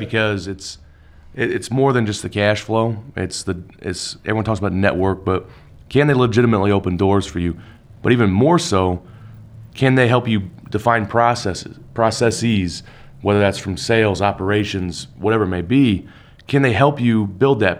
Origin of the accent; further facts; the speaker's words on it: Salt Lake City, Utah, United States; moved away as an adult; now in Indiana, United States; I was born in Salt Lake